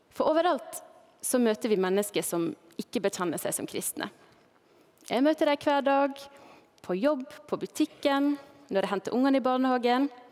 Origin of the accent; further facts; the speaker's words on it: Balestrand, Vestland, Norway; also born or lived in Førde; now in Knarvik, Norway; heimbygda mi, der jeg eh, ble født, eller ble født i Førde, da, men der jeg vokste opp, det er Balestrand i Sogn og Fjordane